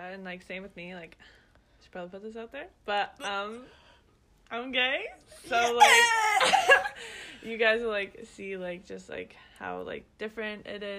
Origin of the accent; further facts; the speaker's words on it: London, Ontario, Canada; moved away as an adult; now in Maine, United States; I'm from London, Ontario, which is in Canada. But we both go to school here in Maine.